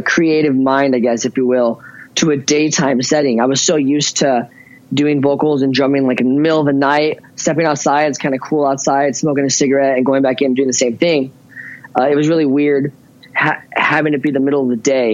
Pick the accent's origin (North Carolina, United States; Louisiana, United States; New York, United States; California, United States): California, United States; Ventura; also born or lived in Chico, California; I was born in Ventura, California